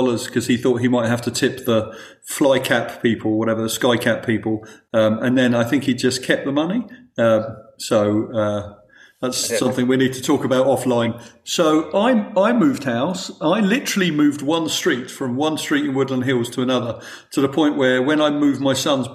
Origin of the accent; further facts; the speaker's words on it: United Kingdom; as a British person